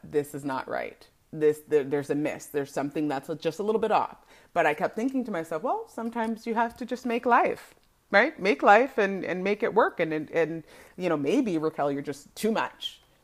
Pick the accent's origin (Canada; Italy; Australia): Canada; I am a born and raised Canadian